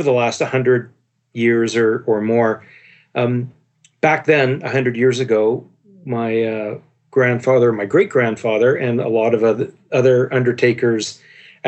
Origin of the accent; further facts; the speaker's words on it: Victoria, British Columbia, Canada; I was born and raised here on the West Coast in Victoria, BC